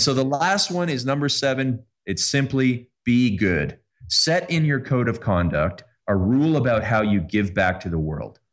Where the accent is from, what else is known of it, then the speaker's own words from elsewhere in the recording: Canada; I'm Canadian